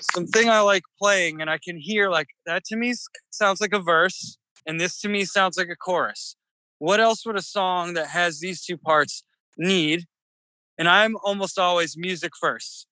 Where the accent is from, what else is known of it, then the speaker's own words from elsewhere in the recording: United States; moved away as an adult; also born or lived in Delaware / Merrimack Valley, Massachusetts / Boston / Los Angeles; now in New Orleans, United States; the kind of blue crabs that I grew up eating in Delaware